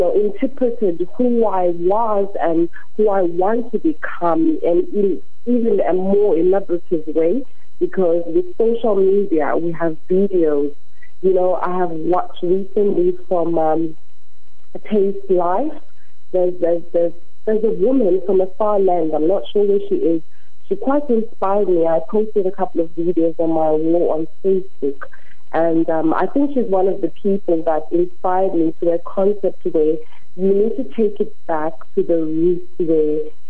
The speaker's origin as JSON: {"language": "English", "town": "Queenstown", "region": "Eastern Cape", "country": "South Africa", "also_born_or_lived": "United Kingdom", "moved": "yes", "lives_now": "Cape Town, South Africa", "said": "originally I'm from Queenstown, as Ezibeleni"}